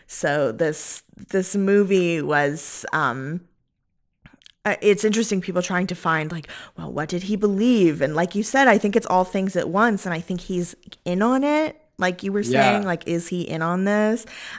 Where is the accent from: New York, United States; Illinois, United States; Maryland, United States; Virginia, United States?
New York, United States; I'm a New Yorker